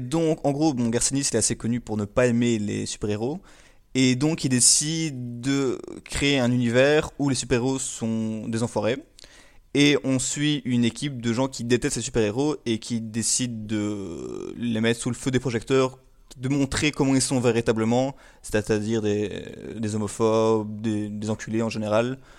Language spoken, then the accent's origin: French; Belgium; je suis belge.